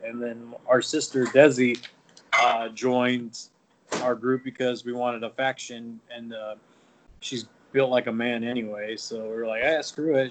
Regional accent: Albuquerque, New Mexico, United States; also born or lived in Texas; now in Nevada, United States; I'm from New Mexico, uh, Albuquerque, New Mexico

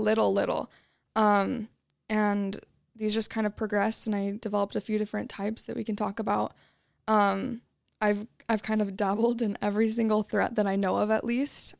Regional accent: Utah, United States; I was born and raised in Utah

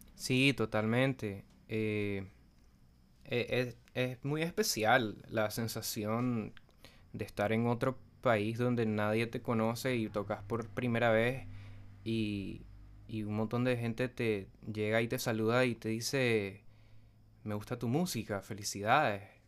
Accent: Nicaragua; also born or lived in Buenos Aires, Argentina

